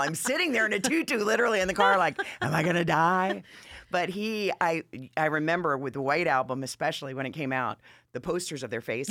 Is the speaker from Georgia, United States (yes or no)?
yes; Atlanta, Georgia, United States; also born or lived in Manchester, Massachusetts; I've been in Atlanta. I feel like I'm a native, but since I was ten, and before that, I came from New England.